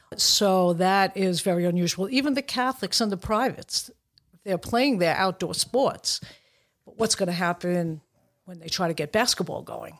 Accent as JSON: {"language": "English", "town": "New York City", "region": "New York", "country": "United States", "tie": "born or raised there", "said": "I grew up in Brooklyn"}